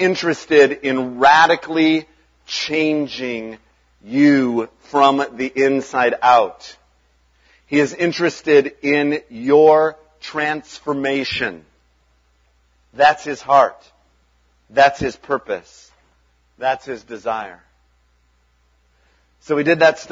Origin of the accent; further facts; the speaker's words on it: Chicago, Illinois, United States; moved away as an adult; also born or lived in Arden Hills, Minnesota / Kettle River, Minnesota; now in Minnesota, United States; we grew up in South Chicago area